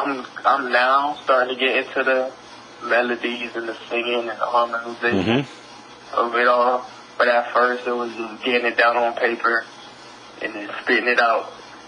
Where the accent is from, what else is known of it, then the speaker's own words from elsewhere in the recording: Miami, Florida, United States; now in Atlanta, United States; I'm from Miami, but I'm calling out of Atlanta now